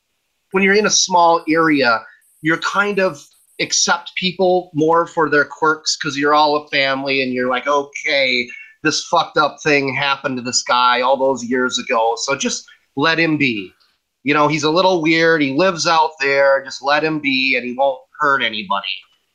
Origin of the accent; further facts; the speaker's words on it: Midwest, United States; And growing up in the Midwest, it does do damage to your mind.